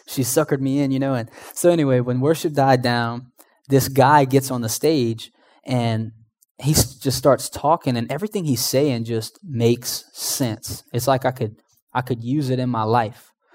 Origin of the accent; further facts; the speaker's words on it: Houma, Louisiana, United States; moved away; I was originally from Homa. I don't know if you guys know where Homa's at, but it's about two hours southeast of here